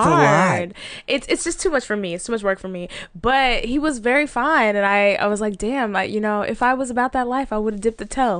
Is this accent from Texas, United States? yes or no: yes; Dallas, Texas, United States; So, yeah, I'm a bird from Dallas.